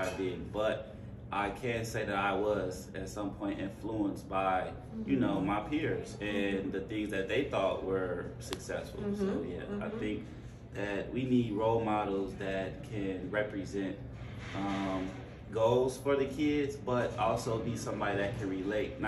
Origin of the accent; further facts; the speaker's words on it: outside Chicago, Illinois, United States; I grew up outside Chicago